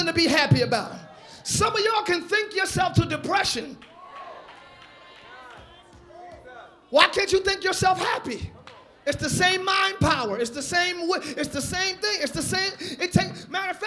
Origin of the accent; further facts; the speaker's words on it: United States; also born or lived in New York / Philadelphia; I'm from Jersey, New York, Philly